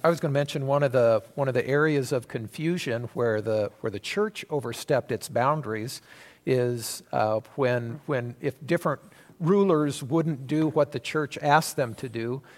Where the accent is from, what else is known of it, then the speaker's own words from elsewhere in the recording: United States; we as American citizens